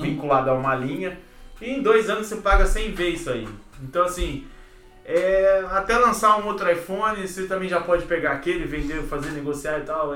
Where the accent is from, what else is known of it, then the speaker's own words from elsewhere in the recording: Campinas, São Paulo, Brazil; moved away as an adult; also born or lived in Minas Gerais; now in Canada; saí de Campinas, menininho do interior